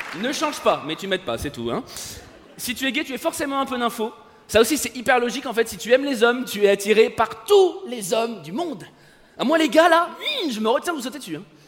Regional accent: France; je suis français

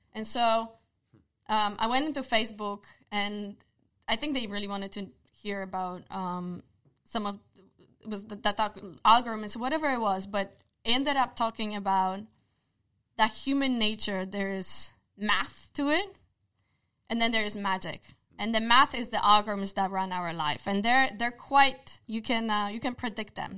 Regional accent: Poland; English is a second language; moved away; I was born in Poland, therefore my accent

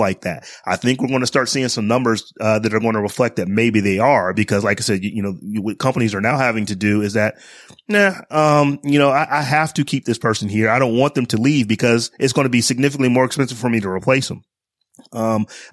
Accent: Northeast Ohio, United States; when I was growing up, I grew up in Northeast Ohio

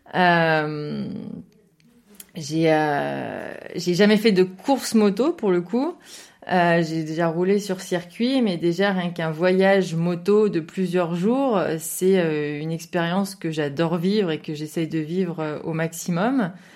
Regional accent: Saint-Étienne, Auvergne-Rhône-Alpes, France; je viens d'une région qui, euh, qui, aime beaucoup la voiture et qui a aussi des routes qui permettent de rouler, qui est un peu euh, dans le centre, effectivement, c'est la région de Saint-Étienne, j'en suis plutôt fière

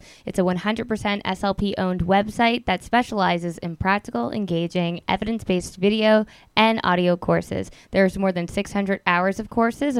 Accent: Staten Island, New York, United States; And so I'm from Staten Island, New York. I never lived anywhere longer than 2 years before I was 12. So I lived in 4 different states, 10 different houses, and I went to 13 different schools.

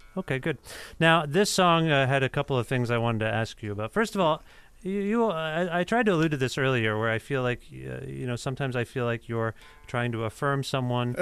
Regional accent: Cambridge, Ontario, Canada; moved away as an adult; now in Guelph, Canada; I'm from uh, just outside of Guelph, Cambridge.

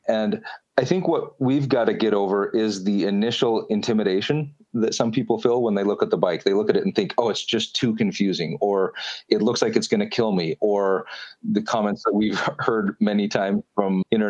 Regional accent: Canada; We're Canadian, so we're going to say kilometer.

